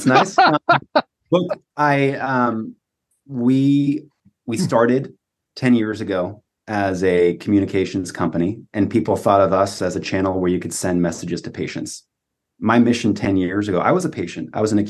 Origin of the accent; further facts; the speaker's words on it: California, United States; I mean, this is, you know, growing up in Silicon Valley, you give a patient a link